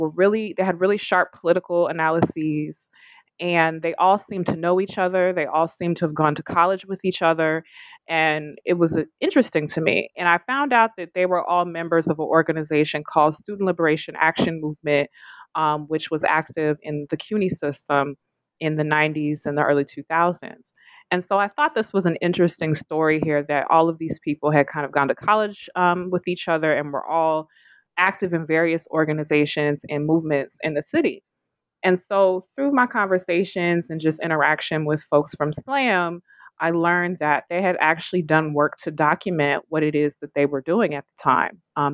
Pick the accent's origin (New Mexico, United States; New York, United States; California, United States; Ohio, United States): California, United States; I grew up in California. I was a young person when Proposition 209 was passed.